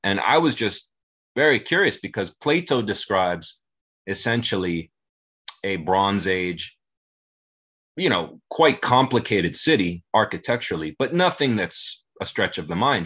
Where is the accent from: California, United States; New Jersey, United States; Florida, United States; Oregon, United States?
Florida, United States; South; i grew up in in south florida